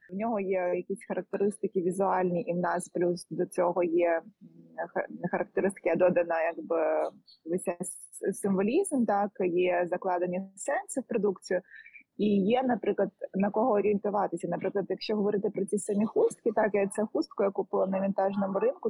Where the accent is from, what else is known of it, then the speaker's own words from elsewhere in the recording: Lviv, Lviv Oblast, Ukraine; я зі Львова